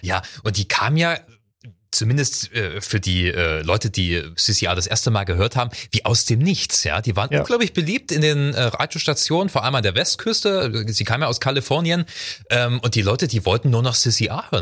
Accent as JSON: {"language": "German", "area": "Ore Mountains", "region": "Saxony", "country": "Germany", "tie": "born or raised there", "said": "Es gab bei uns in der Gegend, ich bin im Erzgebirge äh, groß geworden"}